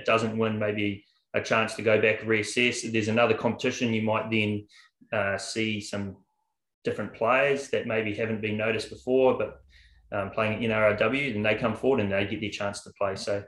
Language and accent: English; New Zealand; moved away as an adult; now in Australia; I am a Kiwi